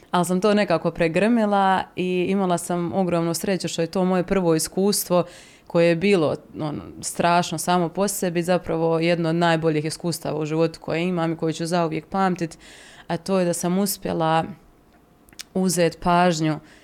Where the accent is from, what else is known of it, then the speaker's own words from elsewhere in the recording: Mostar, Federation of Bosnia and Herzegovina, Bosnia & Herzegovina; moved away as an adult; now in Zagreb, Croatia; u mom rodnom gradu Mostaru